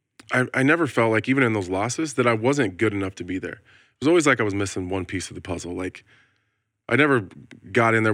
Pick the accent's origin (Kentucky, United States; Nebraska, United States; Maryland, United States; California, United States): Nebraska, United States; I'm from Nebraska